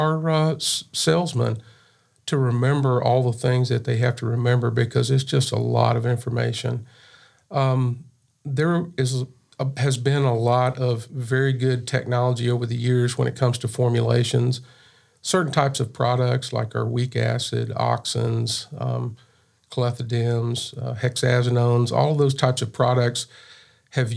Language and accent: English; Pauls Valley, Oklahoma, United States; I grew up in South Central Oklahoma. Little town called Paul's Valley